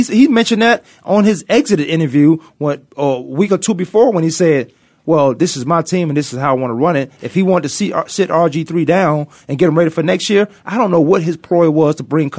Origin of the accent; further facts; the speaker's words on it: Virginia, United States; I'm from Virginia